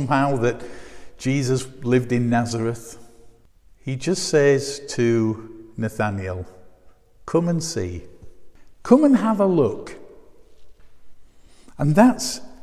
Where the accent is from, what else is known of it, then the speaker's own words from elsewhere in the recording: Bradford, Yorkshire and the Humber, United Kingdom; I'm from Bradford